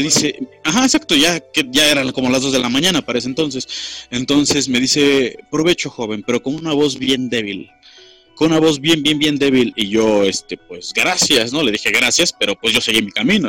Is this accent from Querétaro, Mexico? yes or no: yes; Cadereyta, Querétaro, Mexico; soy de Cadereyta, eh, Querétaro, en, México. Eh, soy de un pueblo que se llama Bizarrón de Montes